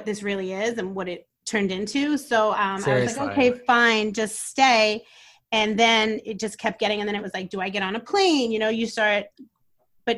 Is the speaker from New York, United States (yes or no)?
yes; New York City, New York, United States; also born or lived in Brooklyn, New York; So I grew up on Staten Island.